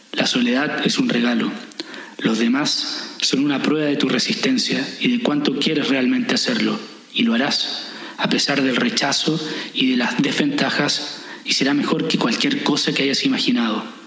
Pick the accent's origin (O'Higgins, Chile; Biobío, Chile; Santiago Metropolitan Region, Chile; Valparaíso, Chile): Valparaíso, Chile; Viña del Mar; moved away; also born or lived in France; soy de Viña del Mar y eso no significa nada, soy de Chile